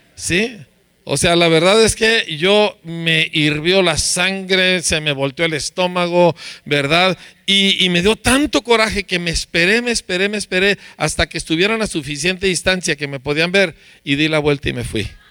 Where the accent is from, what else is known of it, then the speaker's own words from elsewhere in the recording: Mexico; Aquí somos mexicanos